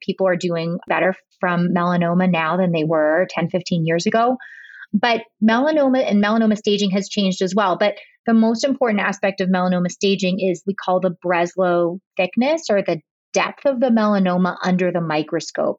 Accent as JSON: {"language": "English", "town": "Pittsburgh", "region": "Pennsylvania", "country": "United States", "tie": "born or raised there", "also_born_or_lived": "Boston / Rhode Island", "said": "I've been back in my hometown of Pittsburgh for the last eight years"}